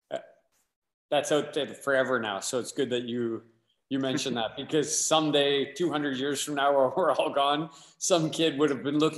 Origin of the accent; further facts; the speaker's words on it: Windsor, Ontario, Canada; I'm from Windsor.